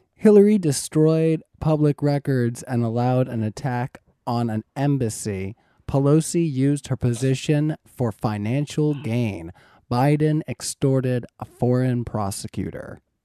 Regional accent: Canada; I'm Canadian

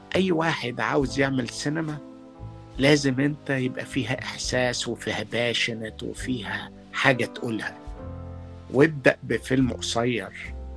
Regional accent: Port Said, Port Said Governorate, Egypt; moved away as an adult; also born or lived in Boston, United States; now in Los Angeles, United States; انا لما جيت من بورسعيد جيت على بوسطن

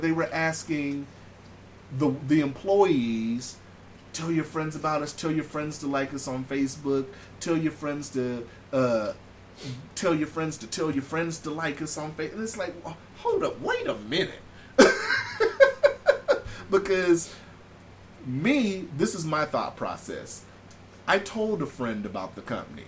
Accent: California, United States; now in Alaska, United States; born and raised in California and then living here

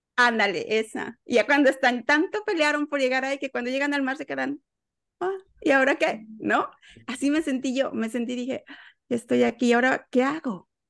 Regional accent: Mexico City, Mexico; moved away as an adult; now in Houston, United States; yo soy de la Ciudad de México y estoy en Houston en este momento desde el año 2008

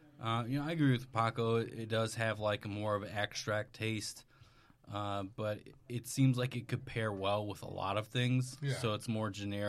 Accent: Wisconsin, United States; moved away; I'm originally from Wisconsin.

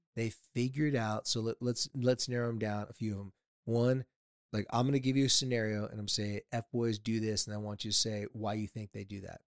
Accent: San Diego, California, United States; I grew up in San Diego

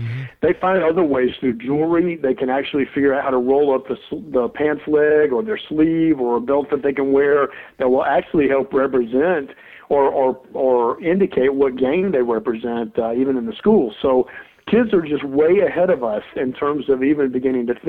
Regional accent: Mobile, Alabama, United States; I grew up in Mobile, Alabama as a white male

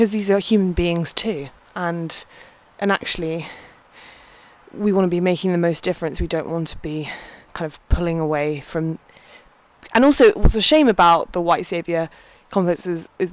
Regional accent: United Kingdom; growing up in the UK

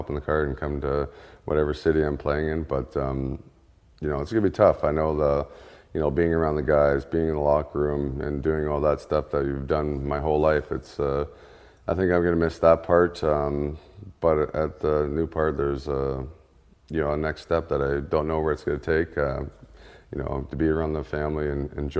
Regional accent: Ontario, Canada; moved away; we're from Ontario, Canada

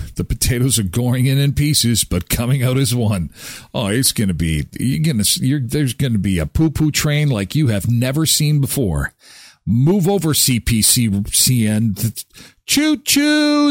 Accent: Canada; being Canadian

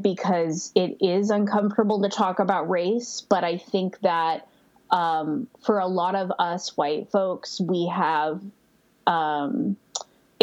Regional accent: Northern California, United States; now in Joshua Tree, United States; I currently live in Joshua Tree, but I'm from Northern California

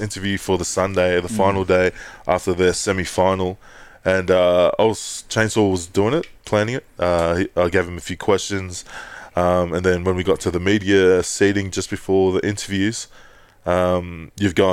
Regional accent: Australia; we're Australian

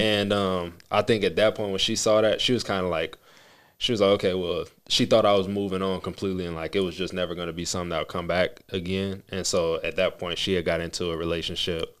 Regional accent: Las Vegas, Nevada, United States; We both were born and raised in Las Vegas

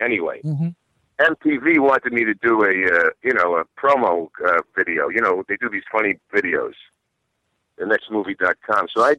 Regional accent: Dix Hills, New York, United States; accent: Astoria; also born or lived in Astoria, Queens; I was 5 when we moved to Long Island, Dix Hills, Deer Park.

